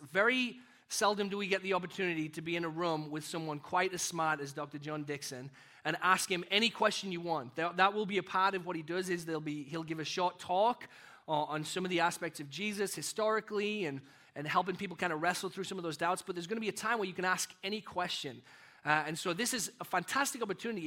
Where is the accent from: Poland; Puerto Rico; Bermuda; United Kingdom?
United Kingdom; also born or lived in Texas, United States; now in North Aurora, United States; I kind of live in this identity as a British and a, and American